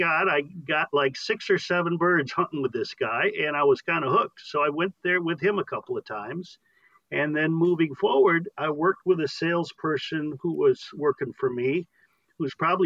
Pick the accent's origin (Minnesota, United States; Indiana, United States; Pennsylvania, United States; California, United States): Indiana, United States; Northern; moved away as an adult; now in Arizona, United States; I'm from Northern Indiana also, and from when I was a wee lad to 40 years old.